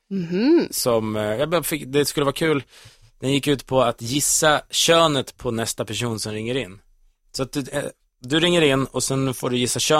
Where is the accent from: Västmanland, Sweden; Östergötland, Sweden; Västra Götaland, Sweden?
Västmanland, Sweden; Kolsva; moved away as an adult; also born or lived in Uddevalla; now in Stockholm, Sweden; utan jag är uppvuxen i Kolsva, en liten bystad bredvid Köping, Västerås, mm. 14 mil från Stockholm. Så jag flyttade hit för, för, för jobb och för, ja.